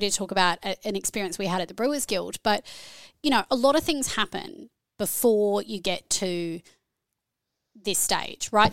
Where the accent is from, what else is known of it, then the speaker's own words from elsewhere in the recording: Australia; accent: Australian; moved away as an adult; also born or lived in Canada / New Zealand; now in Brisbane, Australia; I'm originally Australian, as you can hear by the accent